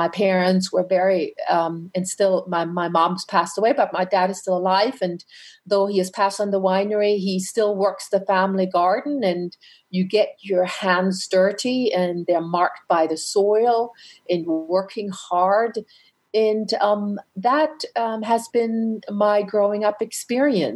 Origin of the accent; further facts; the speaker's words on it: Franconia, northern Bavaria, Germany; moved away; also born or lived in North America; I grew up in Franconia, which is in northern Bavaria